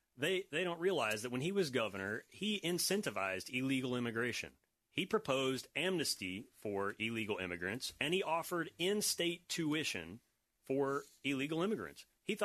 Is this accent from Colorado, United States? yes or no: no; Florida, United States; I grew up here in Florida, and I went from a family that had nothing